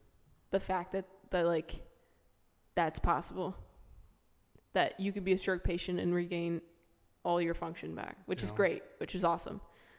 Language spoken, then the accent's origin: English; Florida, United States; I lived in Florida my whole life except for my 4 years in college.